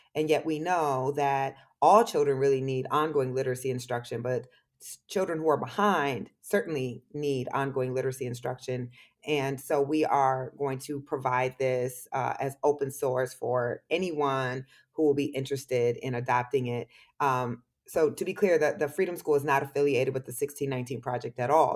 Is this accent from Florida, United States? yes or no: no; Waterloo, Iowa, United States; moved away; being from Waterloo and being from Iowa